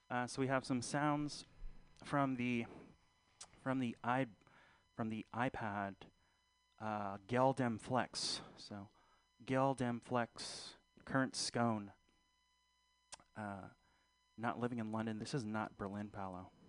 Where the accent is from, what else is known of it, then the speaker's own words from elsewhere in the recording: Philippines; I'm not Fili- I'm not black. I again I'm Filipino. Uh, so guys, uh, rock those lumpia pants.